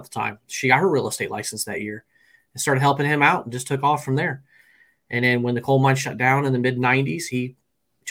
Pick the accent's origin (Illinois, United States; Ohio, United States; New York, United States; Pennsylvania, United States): Illinois, United States; Peoria; Central Illinois, around the Peoria, Illinois area